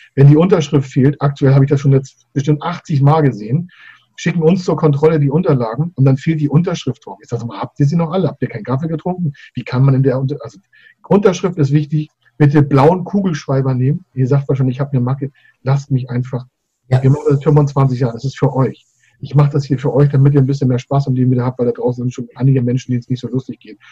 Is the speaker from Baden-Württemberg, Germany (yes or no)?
no; Schleswig-Holstein, Germany; mein Geburtsland äh, Schleswig-Holstein